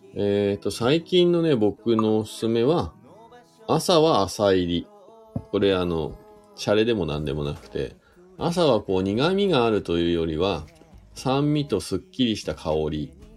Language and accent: Japanese; Shizuoka, Japan; moved away as an adult; now in Hakuba, Japan; 僕、静岡県出身なんで富士山がね、いつも目の前にあるところで生まれ育った